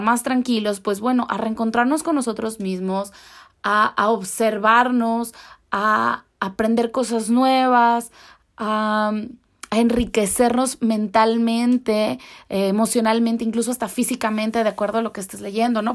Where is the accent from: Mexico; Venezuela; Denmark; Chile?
Mexico